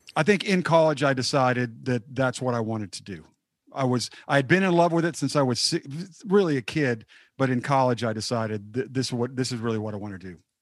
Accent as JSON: {"language": "English", "town": "Dallas", "region": "Texas", "country": "United States", "said": "I'm from the Dallas area"}